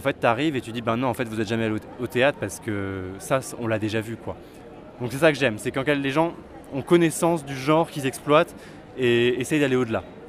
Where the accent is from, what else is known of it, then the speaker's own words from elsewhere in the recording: Vichy, Auvergne-Rhône-Alpes, France; moved away as an adult; now in Paris, France; Alors moi je viens de Vichy en Auvergne. J'ai grandi là-bas jusqu'au jusqu'au bac